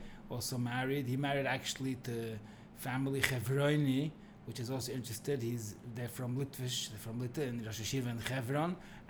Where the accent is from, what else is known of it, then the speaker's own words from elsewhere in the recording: Monsey, New York, United States; born there; I was born in Monsi to a very known family